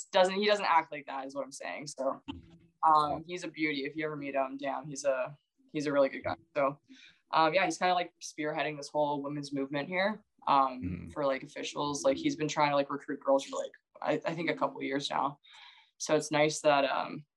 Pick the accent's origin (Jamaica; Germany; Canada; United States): Canada; Blackstock, Ontario; also born or lived in Port Perry; my hometown, I'm from Blackstock, but Port Perry as well